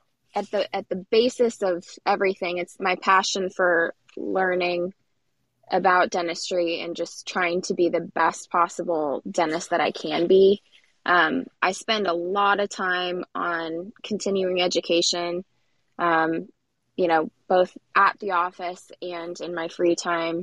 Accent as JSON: {"language": "English", "town": "Louisville", "region": "Kentucky", "country": "United States", "moved": "yes", "lives_now": "Cincinnati, United States", "said": "I'm originally from Louisville"}